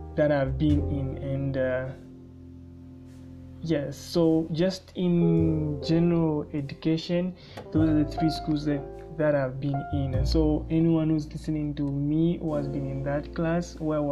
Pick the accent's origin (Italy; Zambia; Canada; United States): Zambia; Luanshya, Copperbelt Province; moved away as an adult; now in Kalulushi, Zambia; Luansha in the Copper Belt, that's where I was raised